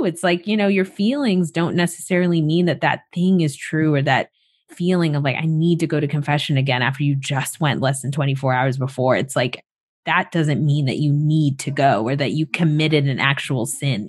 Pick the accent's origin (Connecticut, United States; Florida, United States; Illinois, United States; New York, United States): Florida, United States; moved away as an adult; I moved back to Florida. So I live with my mom now, and I'm just really excited and hopeful to spend more time in my hometown.